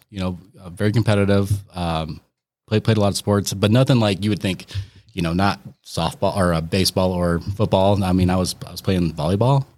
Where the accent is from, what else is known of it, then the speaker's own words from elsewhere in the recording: Aurora, Colorado, United States; I grew up in Aurora